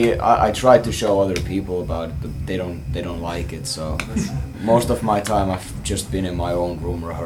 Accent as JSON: {"language": "English", "country": "Finland", "said": "the finest import from Finland."}